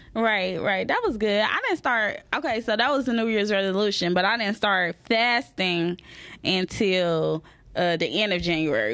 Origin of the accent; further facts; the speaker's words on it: the South, United States; I'm from the South